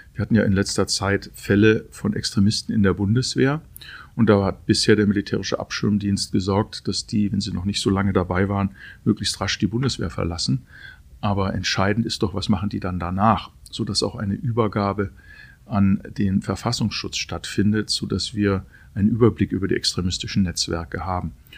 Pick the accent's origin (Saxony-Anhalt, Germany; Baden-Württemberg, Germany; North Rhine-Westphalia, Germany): Baden-Württemberg, Germany; Aalen-Heidenheim constituency; moved away as an adult; also born or lived in Hermeskeil; in meiner Heimat, wo ich aufgewachsen bin, aber nicht 27 Jahre mehr gelebt habe